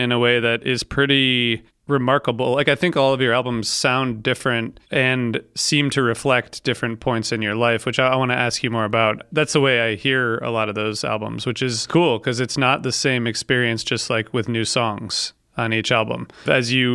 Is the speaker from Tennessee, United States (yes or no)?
no; Ohio, United States; I'm from Ohio